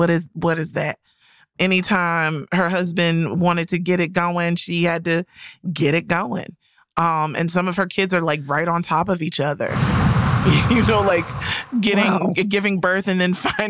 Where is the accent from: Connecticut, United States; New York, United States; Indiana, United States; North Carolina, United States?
North Carolina, United States; Carolina. All of my high school buddies have like 3+ kids.